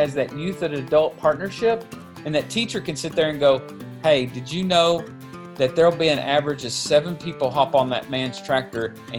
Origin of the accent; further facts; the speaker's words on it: Pig, Kentucky, United States; also born or lived in Missouri; I grew up in Kentucky. In a small little community called Pig, population of about 50, and actually still help manage my family's farm there